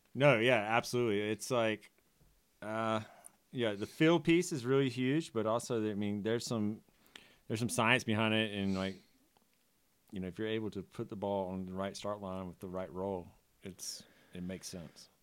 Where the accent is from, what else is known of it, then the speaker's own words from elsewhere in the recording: the South, United States; moved away; growing up in the South as a kid